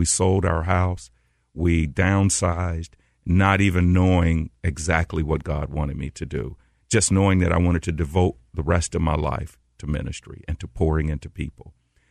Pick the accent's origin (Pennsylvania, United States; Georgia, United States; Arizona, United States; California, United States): Georgia, United States; Atlanta; also born or lived in New York; So when my career was over, I moved back to Atlanta, which is my hometown